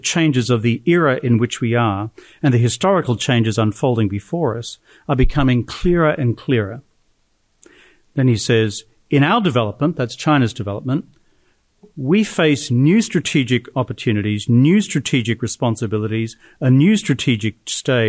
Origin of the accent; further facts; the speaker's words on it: Australia; I'm Australian